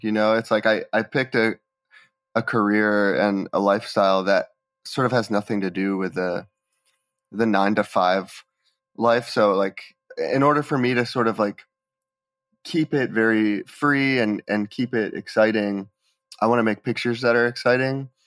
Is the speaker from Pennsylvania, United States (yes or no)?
yes; Bethlehem, Pennsylvania, United States; I grew up in Bethlehem, Pennsylvania, which is a small city, maybe about two hours from New York City.